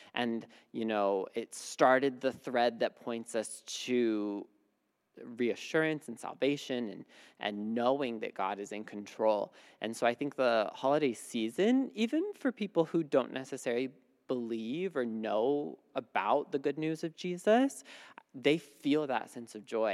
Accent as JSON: {"language": "English", "region": "Midwest", "country": "United States", "tie": "born or raised there", "moved": "yes", "said": "I grew up in the Midwest where it gets really cold"}